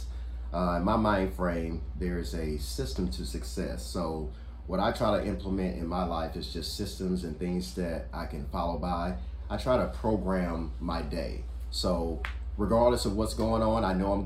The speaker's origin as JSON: {"language": "English", "region": "Louisiana", "country": "United States", "said": "I'm from Louisiana, so we had a big family"}